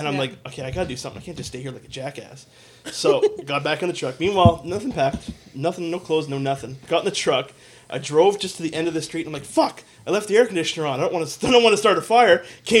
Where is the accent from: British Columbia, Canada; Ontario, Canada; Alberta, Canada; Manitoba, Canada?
Alberta, Canada; Fort McMurray; where did you grow up? I said, here. And I said, coincidentally enough, actually, and I remember pointing. I was like, just actually down the way by right at the bottom of Thickwood.